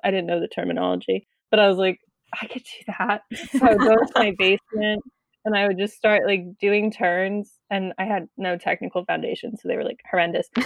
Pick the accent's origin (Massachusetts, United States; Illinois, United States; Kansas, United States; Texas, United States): Massachusetts, United States; Acton; I'm from Acton, Massachusetts